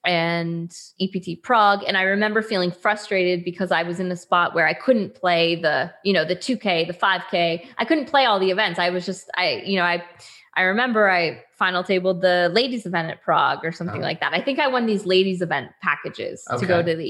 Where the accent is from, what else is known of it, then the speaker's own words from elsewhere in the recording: Canada; I'm Canadian